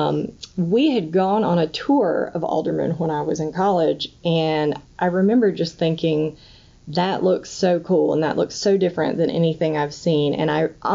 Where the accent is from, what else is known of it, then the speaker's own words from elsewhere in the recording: North Carolina, United States; I grew up in North Carolina, in a really rural part of North Carolina